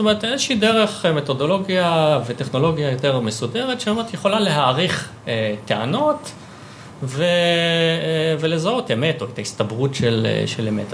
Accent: Savyon, Central District, Israel; נולדתי בסביון, אה, גדלתי שם

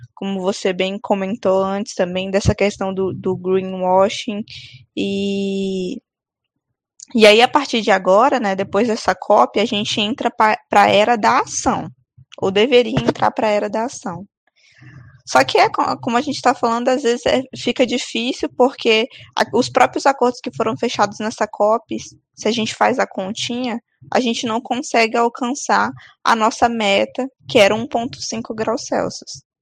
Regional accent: Amazon, Brazil; a nossa, né, a Amazônia

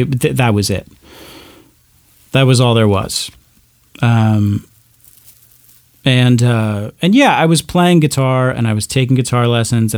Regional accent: Arizona, United States; also born or lived in Burns, Oregon / Walla Walla, Washington; I mostly grew up in Arizona

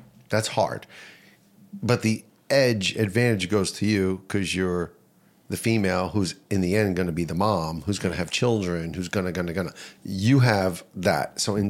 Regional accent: Verona, New Jersey, United States; moved away as an adult; now in Wayne, United States; I grew up in Verona. I live in Wayne.

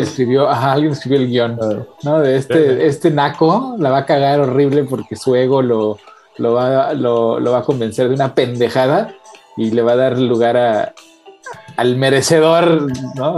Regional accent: Mexico; yo como mexicano

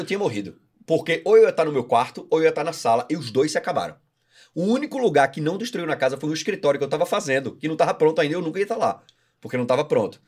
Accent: Recife, Pernambuco, Brazil; now in Florianópolis, Brazil; Eu sou de Recife.

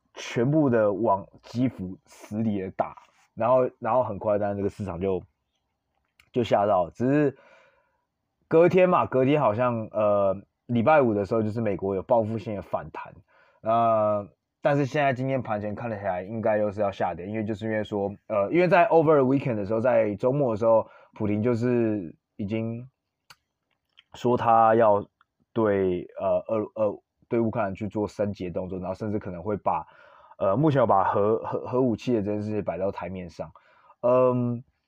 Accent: Taiwan; 我身为台湾人

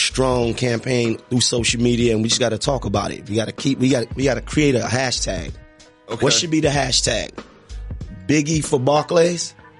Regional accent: New York City, New York, United States; I come from Notion Avenue.

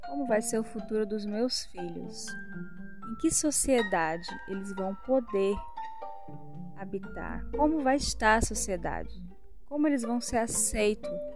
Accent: interior of Ceará, Brazil; moved away; porque eu sou nordestina. Nasci no interior do Ceará

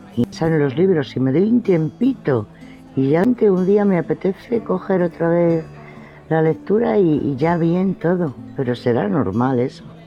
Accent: Spain; Aquí por lo menos en España

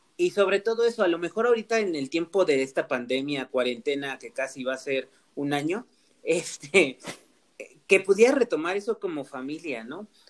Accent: Mixteca, Oaxaca, Mexico; yo soy de la parte de la Mixteca, de un pueblo que ya es pueblo mágico

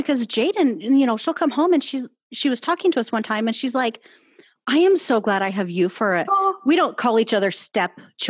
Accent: Washington, United States; No, I grew up in Washington.

